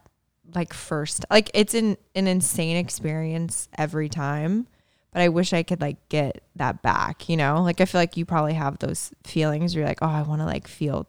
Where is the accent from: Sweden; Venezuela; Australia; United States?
United States; Indiana; the Midwest Conference that I, obviously growing up in Indiana, was just smack dab in the middle of.